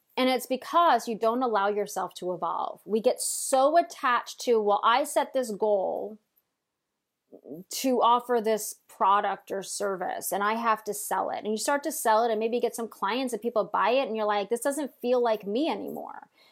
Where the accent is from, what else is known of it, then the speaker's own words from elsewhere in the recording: Long Island, New York, United States; I'm from Long Island, so I took trains every, every day to New York, to, to Manhattan to work.